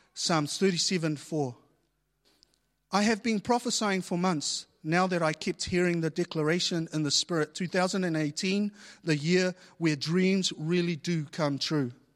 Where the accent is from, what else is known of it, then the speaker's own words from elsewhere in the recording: New Zealand; I was born here in New Zealand and a lot of my family, they were born overseas.